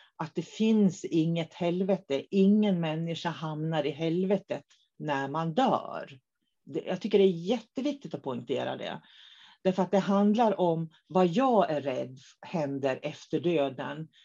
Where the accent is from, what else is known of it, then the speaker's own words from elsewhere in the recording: Norrland, Sweden; now in Umeå, Sweden; Så vi är riktiga norrlänningar, både jag och David, i grund och botten